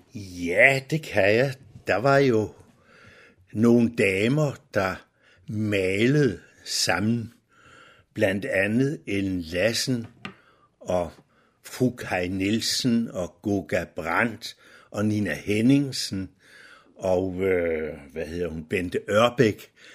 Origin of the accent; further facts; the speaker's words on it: Nykøbing Falster, Zealand, Denmark; moved away as an adult; now in Humlebæk, Denmark; Jeg er ikke født i Humlebæk. Jeg er fra Nykøbing Falster